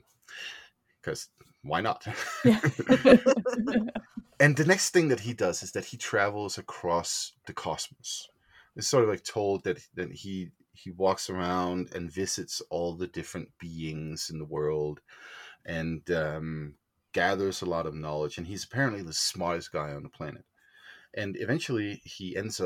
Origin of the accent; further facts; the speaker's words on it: Denmark; moved away as an adult; also born or lived in Greenland; now in Boulder, United States; I was born in Denmark, but lived a good chunk of my childhood in Greenland. And when we moved back to Denmark